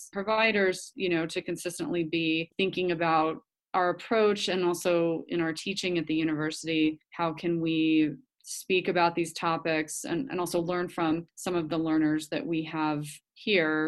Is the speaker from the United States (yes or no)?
yes; Colorado, United States; moved away as an adult; now in New Mexico, United States; I am from Colorado initially